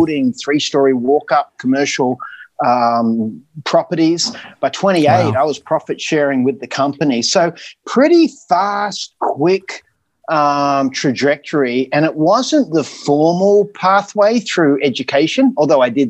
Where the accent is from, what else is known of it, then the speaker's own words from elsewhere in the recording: Australia; accent: Aussie; also born or lived in United States; it was my accent. You know, they just loved Aussies